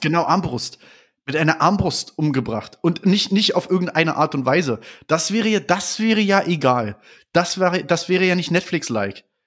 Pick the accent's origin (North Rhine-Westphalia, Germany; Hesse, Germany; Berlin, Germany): Berlin, Germany; ich komme aus Berlin